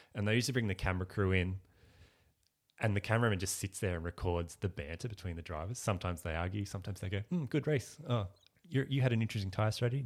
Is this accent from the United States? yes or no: no; Ballarat, Victoria, Australia; moved away as an adult; now in Melbourne, Australia; I grew up in Ballarat